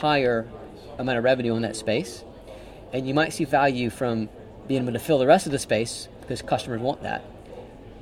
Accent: United States; I'm an American

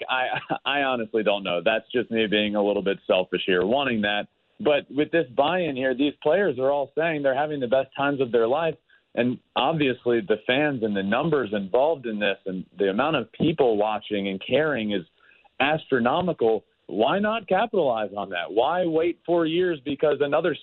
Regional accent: United States; I'm obviously American

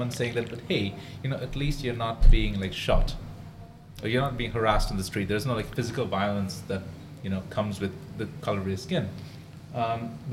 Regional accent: India; now in Singapore; being an Indian person here in Singapore

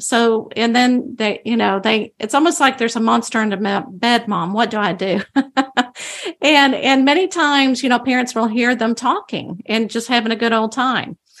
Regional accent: Bible Belt of Texas, United States; I grew up in the Bible Belt of Texas

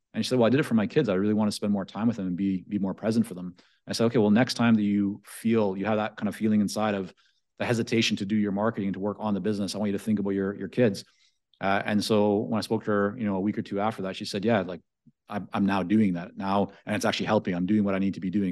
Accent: Vancouver, British Columbia, Canada; English is a second language; also born or lived in Toronto / Israel; growing up in Vancouver

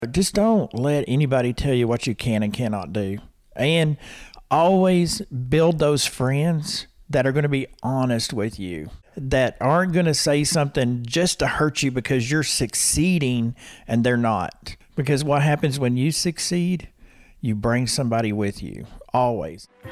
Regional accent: Harrison, Arkansas, United States; moved away as an adult; also born or lived in Little Rock, Arkansas / Waco, Texas; Harrison, Arkansas. I grew up in Harrison.

